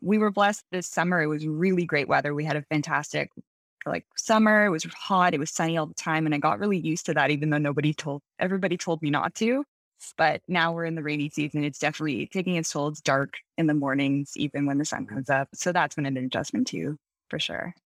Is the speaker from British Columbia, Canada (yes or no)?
no; Toronto, Ontario, Canada; moved away as an adult; now in Vancouver, Canada; I was born and raised in Toronto in the G T A.